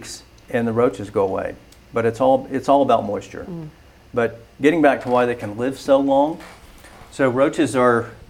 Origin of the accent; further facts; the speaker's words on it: Florida, United States; now in Georgia, United States; I grew up in Florida